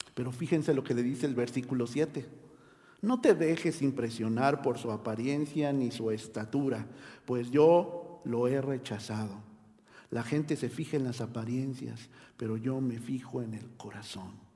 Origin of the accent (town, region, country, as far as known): Mexico